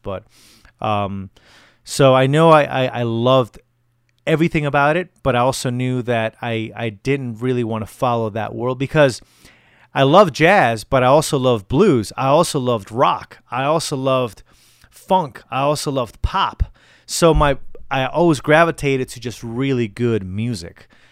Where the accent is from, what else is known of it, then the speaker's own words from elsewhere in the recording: Connecticut, United States; moved away as an adult; now in Colorado, United States; So I live in Colorado now. I moved here about a year ago from Connecticut. So I'll be doing a few um, a few shows in my home state